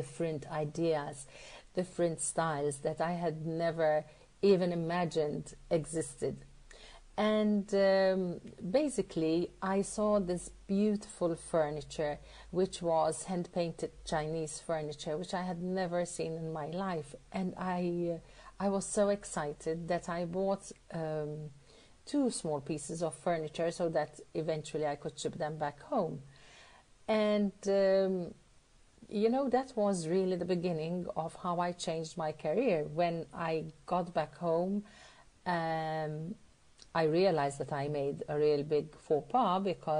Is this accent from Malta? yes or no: yes; Malta; I'm from Malta.